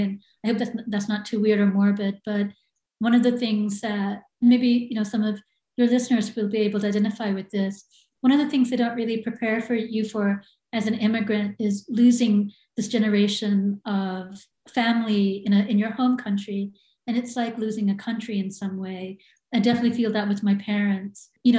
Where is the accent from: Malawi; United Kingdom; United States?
United States; I mean, I think I'm American, and I definitely identify as a Sri Lankan American, but I think that I can be identified as American anywhere that I go. I think my worldview is very American in so many ways. I sound American.